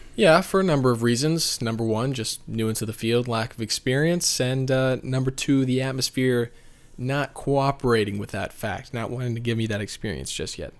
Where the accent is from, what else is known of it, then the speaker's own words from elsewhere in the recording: Tallahassee, Florida, United States; moved away; where I grew up in Tallahassee, Florida